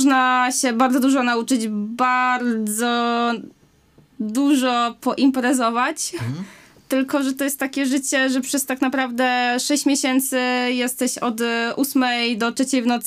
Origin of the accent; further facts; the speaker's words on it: Wałbrzych, Lower Silesian Voivodeship, Poland; Z Wałbrzycha.